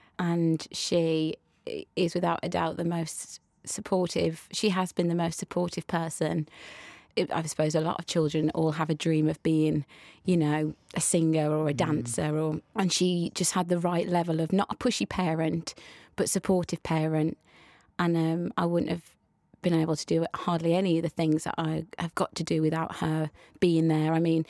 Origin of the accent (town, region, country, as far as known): West Midlands, United Kingdom; accent: West Midlands